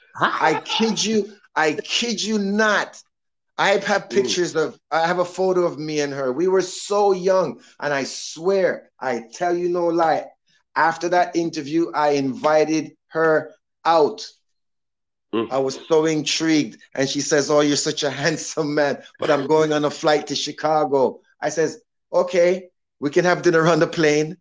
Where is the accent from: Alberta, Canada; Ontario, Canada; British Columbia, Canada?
Ontario, Canada; Toronto; now in Miami, United States; I grew up in Toronto being an orderly